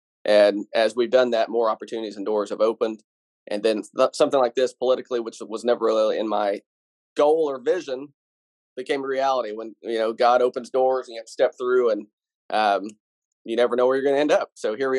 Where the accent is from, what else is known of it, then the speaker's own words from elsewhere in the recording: Tennessee, United States; I grew up in Benton County, which is the next county over. I went to high school there.